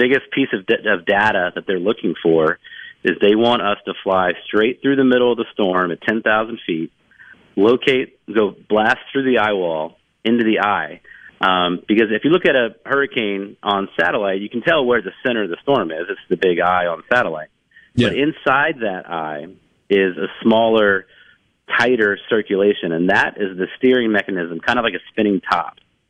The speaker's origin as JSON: {"language": "English", "region": "Virginia", "country": "United States", "tie": "born or raised there", "said": "I used to drive my mom crazy when I was a kid growing up in Virginia."}